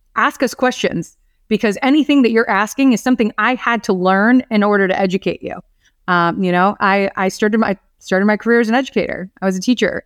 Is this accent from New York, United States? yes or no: no; Orlando, Florida, United States; I was born and raised here in Orlando